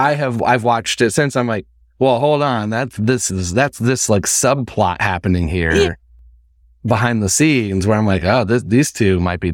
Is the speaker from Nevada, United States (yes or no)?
no; Indiana, United States; Like I moved from Indiana. So it's like, it's a culture shock in itself.